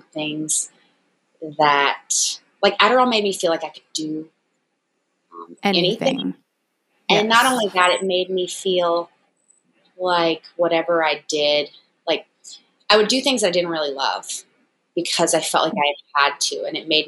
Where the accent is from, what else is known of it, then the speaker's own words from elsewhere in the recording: Memphis, Tennessee, United States; moved away as an adult; also born or lived in New York City; I am originally from Memphis, Tennessee. I moved to New York to get my master's in fashion photography